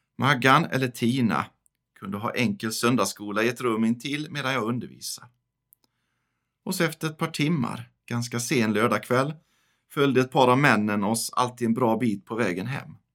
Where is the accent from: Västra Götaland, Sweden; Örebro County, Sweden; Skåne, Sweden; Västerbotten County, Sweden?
Västra Götaland, Sweden; Västergötland; also born or lived in Chiclayo, Peru; now in northern Skåne, Sweden; bor i norra Skåne, även om jag är född och uppvuxen i Västergötland